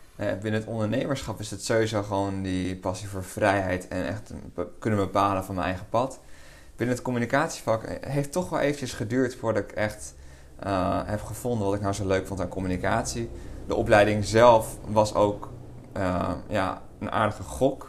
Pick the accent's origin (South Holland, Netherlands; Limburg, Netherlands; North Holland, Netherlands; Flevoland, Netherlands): Flevoland, Netherlands; Lelystad; ik kom uit Lelystad. Daar eh, woon ik al mijn hele leven. ben ik opgegroeid en ook geboren